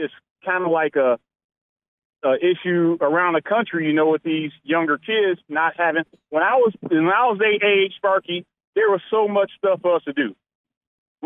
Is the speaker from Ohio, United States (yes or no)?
no; Milwaukee, Wisconsin, United States; I was born and raised in Milwaukee. I've been living here my whole life